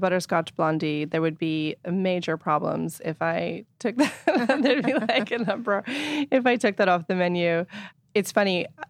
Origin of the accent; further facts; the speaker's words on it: Inverness, California, United States; also born or lived in Point Reyes Station; Well, actually, I was born in Point Reyes Station, but then we moved to Inverness, which is... You know, four miles away.